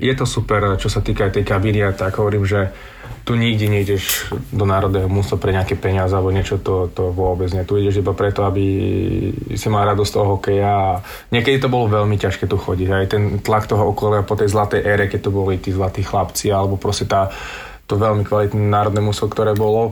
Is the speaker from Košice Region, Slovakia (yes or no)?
yes; Spišská Nová Ves, Košice Region, Slovakia; moved away; also born or lived in Sweden; som zo Spiske Novej si